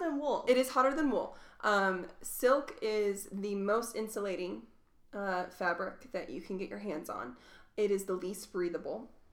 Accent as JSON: {"language": "English", "town": "Louisville", "region": "Kentucky", "country": "United States", "tie": "born or raised there", "also_born_or_lived": "Tidewater, Virginia", "moved": "yes", "lives_now": "Reno, United States", "said": "I grew up in Louisville, Kentucky"}